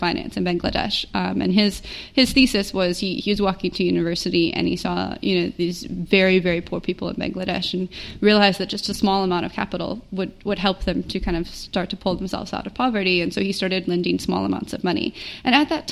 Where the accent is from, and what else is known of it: Minnesota, United States; moved away as an adult; also born or lived in Indiana / Chicago / New York; now in South Africa